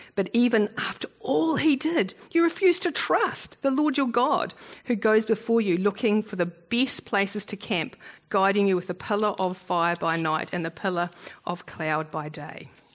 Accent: New Zealand; also born or lived in South Africa; I, used to call myself a Kiwi Bok because I was born in South Africa and at the age of six I immigrated. So that's why I don't have a South African accent.

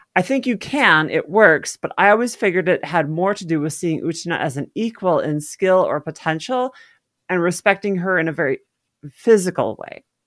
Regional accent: Midwest, United States; I grew up in the Midwest

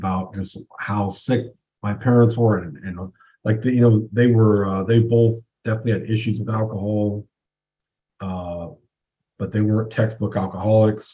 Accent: West Coast, United States; I grew up on the West Coast

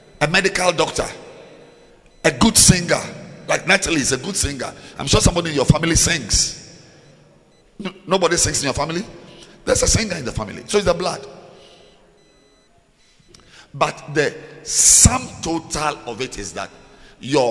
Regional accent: Ghana; I'm a Ghanaian

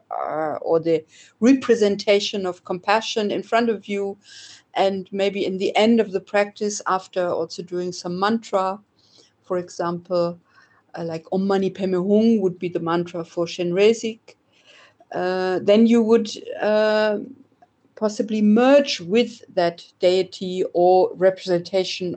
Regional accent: Oldenburg, Lower Saxony, Germany; I was born in Oldenburg, which is in the north of Germany, quite near the Dutch border

